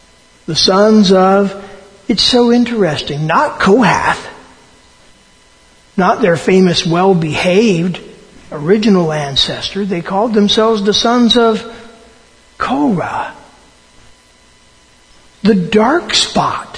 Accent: Eminence, Indiana, United States; now in East Canton, United States; I am from Eminence, Indiana. That is my hometown

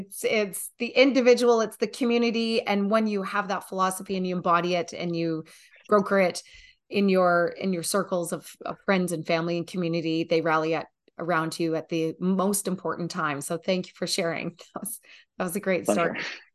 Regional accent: Canada; also born or lived in Newfoundland / Nova Scotia / Alberta; I'm a Canadian. I've lived in Newfoundland, Nova Scotia, Alberta, BC. I'm out on the West Coast right now

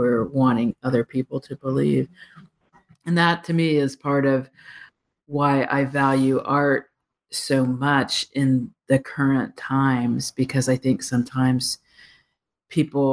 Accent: United States; as an American

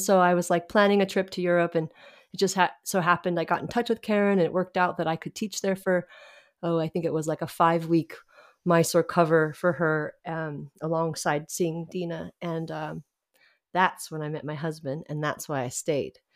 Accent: Reno, Nevada, United States; moved away as an adult; also born or lived in Scotland; now in Dublin, Ireland; I'm from Reno, Nevada. That's where I grew up

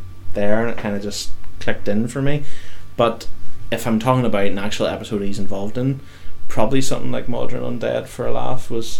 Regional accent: United Kingdom; I'm British.

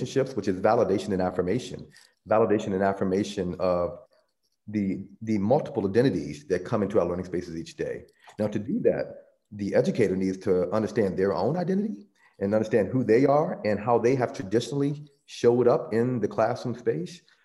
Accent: the South, United States; I grew up in the South, and my family would refer to it as the Jim Crow South.

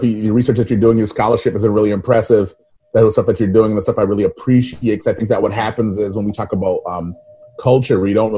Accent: New York City, New York, United States; moved away; also born or lived in Minneapolis; I'm from Brooklyn

